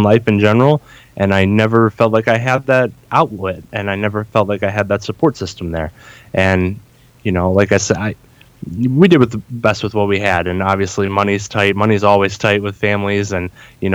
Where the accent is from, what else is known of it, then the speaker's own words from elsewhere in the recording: Northeast Ohio, United States; I grew up in Northeast Ohio. I still reside here to this day